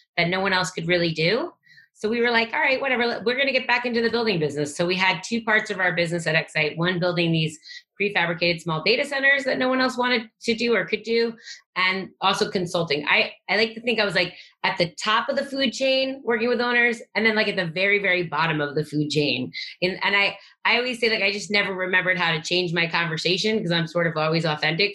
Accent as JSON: {"language": "English", "area": "Long Island", "region": "New York", "country": "United States", "tie": "born or raised there", "also_born_or_lived": "New Jersey", "moved": "yes", "said": "I grew up in Long Island, New York, until I was about twelve, and then I moved around a lot"}